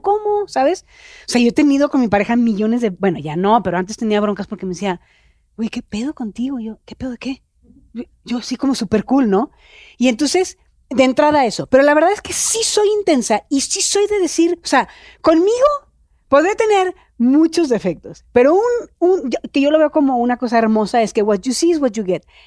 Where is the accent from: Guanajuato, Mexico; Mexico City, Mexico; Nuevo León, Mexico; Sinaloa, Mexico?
Nuevo León, Mexico; Monterrey; accent: norteño; yo soy regia